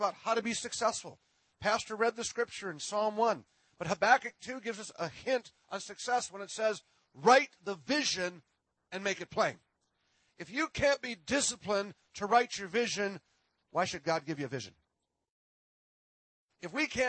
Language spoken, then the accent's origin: English; Minnesota, United States; I am from Minnesota.